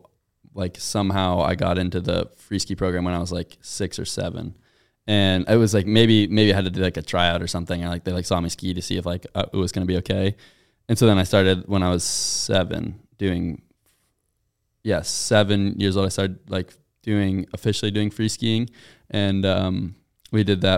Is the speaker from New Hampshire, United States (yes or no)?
yes; Durham, New Hampshire, United States; And I was like, oh yeah, I'm from Durham.